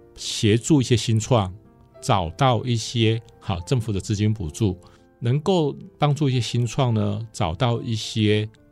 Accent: central Taiwan, Taiwan; 我是中部人，那我从小到大都在东海读书，呃，大部分应该说大学在东海读

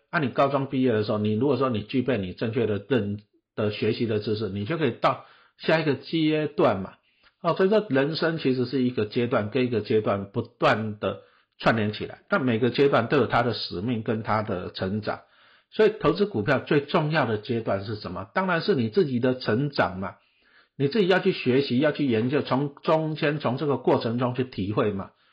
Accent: Taipei, Taiwan; 小时候我住台北市的北投区，哎，台北市呢，以前也是我们家也是种田的哦，阿公阿嬷都在种田

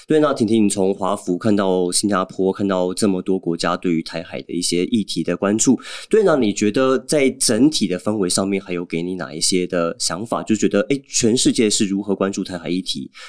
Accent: Taiwan; 我们自己身为台湾人

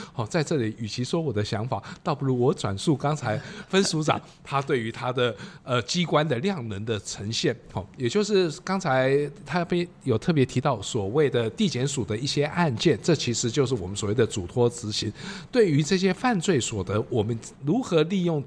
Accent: Taipei, Taiwan; also born or lived in Matsu / Taitung / Pingtung; 我本身是台北人，长期的工作都在北部

